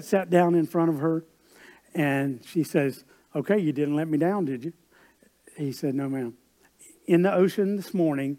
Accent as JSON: {"language": "English", "region": "South Carolina", "country": "United States", "tie": "born or raised there", "said": "I grew up in South Carolina, and we lived near Myrtle Beach"}